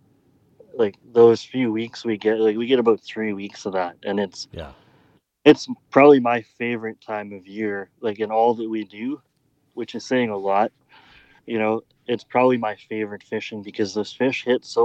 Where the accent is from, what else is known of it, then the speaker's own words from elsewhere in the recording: Alberta, Canada; I'm from Alberta